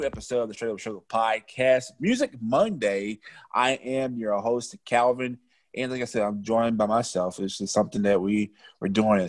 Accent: Louisiana, United States; I'm from Louisiana, and, you know, I grew up in the hood

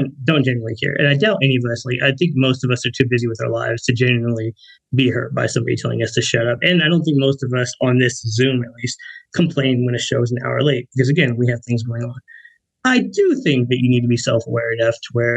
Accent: Garland, Texas, United States; I'm from Garland

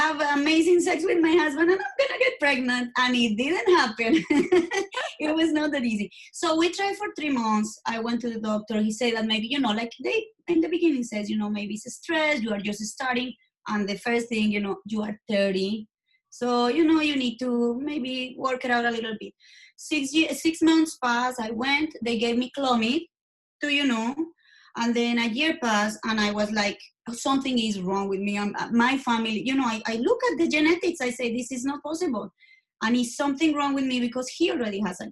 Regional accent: Colombia; English is a second language; moved away; I'm from Colombia.

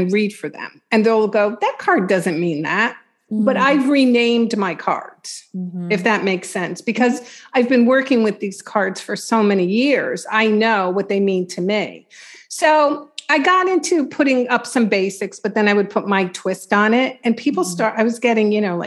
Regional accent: Long Island, New York, United States; I'm from Long Island

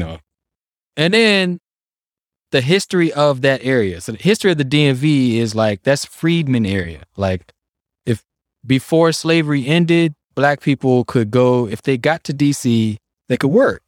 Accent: Washington, District of Columbia, United States; it's being Native American and growing up in D C

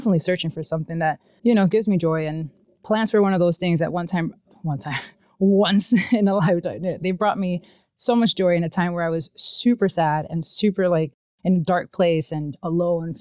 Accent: New York City, New York, United States; moved away as an adult; now in Maine, United States; I'm from New York, I'm from Brooklyn. It's a really chaotic city to live

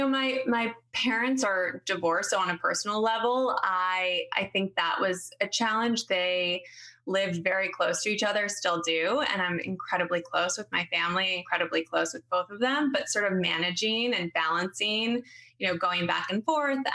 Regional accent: Haverford, Pennsylvania, United States; also born or lived in Florida / Wayne, Pennsylvania; I grew up outside of Philadelphia on the main line.

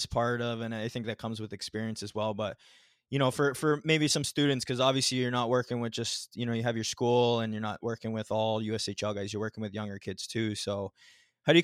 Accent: Ontario, Canada; I'm from Ontario, we had the OHL draft

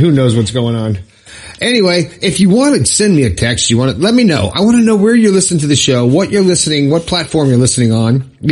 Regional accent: Florida, United States; Inverness, Florida, my home state

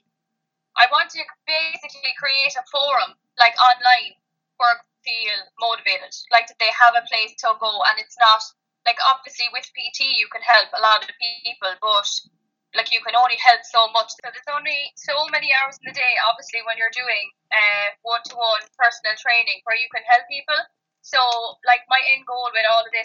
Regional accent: Kerry, Munster, Ireland; moved away as an adult; now in Cork, Ireland; I'm from Kerry

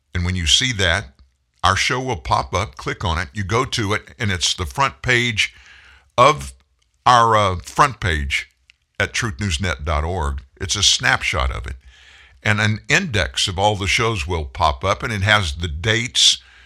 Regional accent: Louisiana, United States; I'm from Louisiana

